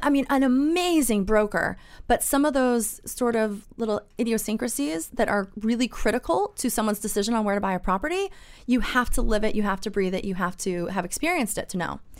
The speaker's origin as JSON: {"language": "English", "region": "East Coast", "country": "United States", "tie": "born or raised there", "moved": "yes", "lives_now": "Orange County, California, United States", "said": "I was born and bred on the East Coast"}